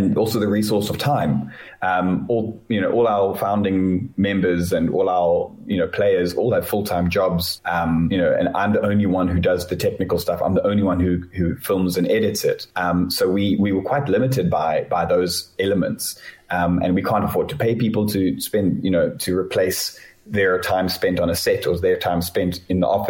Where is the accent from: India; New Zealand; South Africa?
South Africa